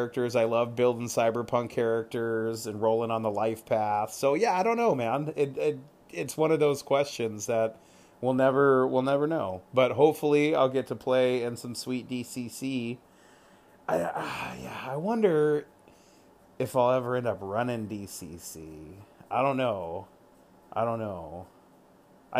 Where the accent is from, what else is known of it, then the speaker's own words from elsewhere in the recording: California, United States; also born or lived in Virginia; now in Washington, United States; Then I grew up in California